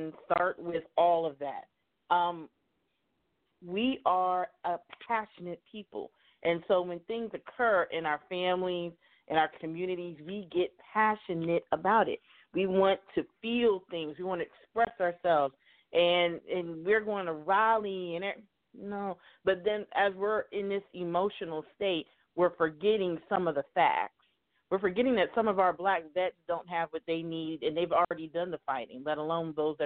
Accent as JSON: {"language": "English", "country": "United States", "tie": "born or raised there", "said": "growing up in America"}